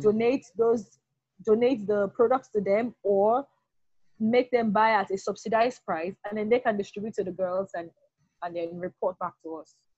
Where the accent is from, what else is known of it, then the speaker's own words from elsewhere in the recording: Delta, Nigeria; I was born here in Delta State, grew up all had all of my education in Delta State